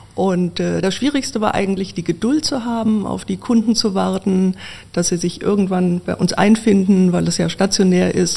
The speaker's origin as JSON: {"language": "German", "town": "Wiesbaden", "region": "Hesse", "country": "Germany", "tie": "born or raised there", "also_born_or_lived": "Marburg", "said": "in meiner Geburtsstadt Wiesbaden, meiner alten Heimat"}